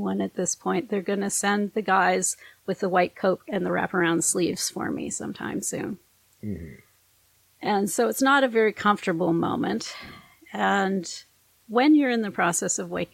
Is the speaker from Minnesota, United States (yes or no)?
yes; northern Minnesota, United States; I'm raised by a German and a Norwegian in northern Minnesota